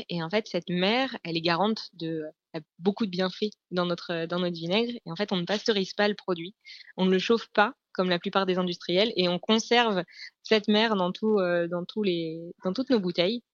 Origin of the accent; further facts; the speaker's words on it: Normandy, France; je suis normande